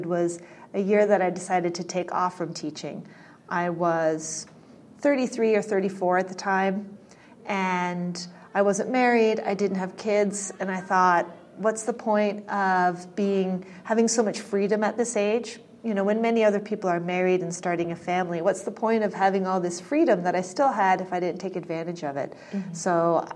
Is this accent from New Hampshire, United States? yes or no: no; Connecticut, United States; also born or lived in New York City; I was born in New York City, but I was raised mostly in Connecticut, in what was at the time a very small farming community in Connecticut